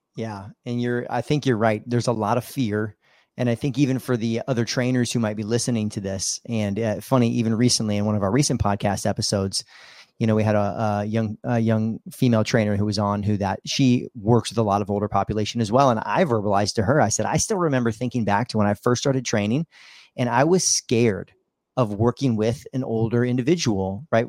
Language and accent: English; Midwest, United States; now in South Florida, United States; growing up in the Midwest, you know, living on a farm